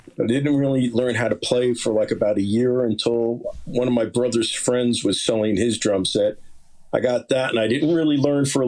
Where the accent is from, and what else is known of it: Lyndhurst, New Jersey, United States; born or raised there; also born or lived in West Paterson, New Jersey; now in Haledon, United States